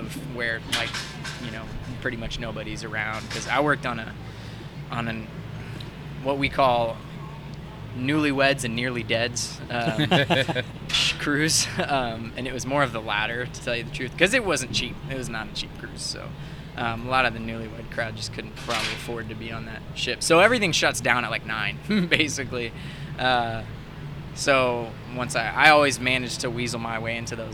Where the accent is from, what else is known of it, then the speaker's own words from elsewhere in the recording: Houston, Texas, United States; moved away as an adult; also born or lived in Southern California / Hawaii; I grew up in Houston and lived there most of my life, North Houston, Woodlands